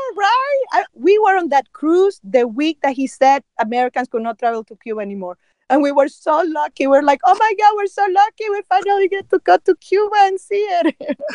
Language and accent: English; Nicaragua; moved away; I was growing up in Nicaragua